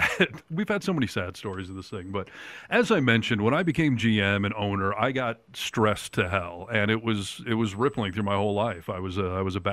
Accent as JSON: {"language": "English", "region": "Michigan", "country": "United States", "tie": "born or raised there", "moved": "yes", "lives_now": "Sierra Nevada, United States", "said": "growing up in Michigan"}